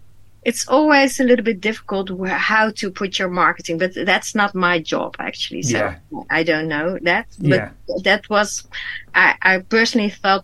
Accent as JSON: {"language": "English", "country": "Indonesia", "tie": "born there", "said": "It's based on the island where I was born in Indonesia. I'm half Chinese, half Dutch, by the way."}